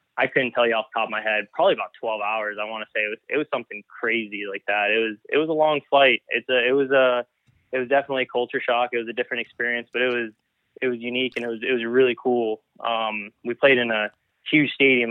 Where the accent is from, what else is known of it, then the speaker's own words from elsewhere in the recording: El Paso, Texas, United States; moved away as an adult; now in Edmond, United States; El Paso is predominantly Hispanic culture. Um, and I grew up